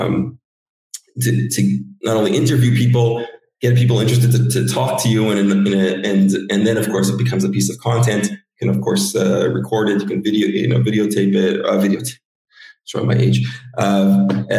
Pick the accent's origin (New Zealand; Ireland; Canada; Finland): Canada; I grew up in Canada